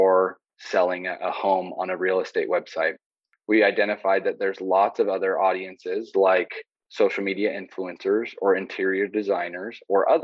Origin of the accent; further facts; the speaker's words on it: Southern Utah, United States; I grew up in Southern Utah